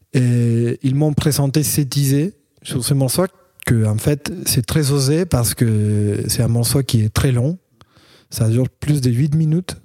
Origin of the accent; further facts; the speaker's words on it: Argentina; French is a second language; moved away as an adult; now in Paris, France; Je viens de l'Argentine aussi. Euh, ça fait cinq ans que j'habite euh, à Paris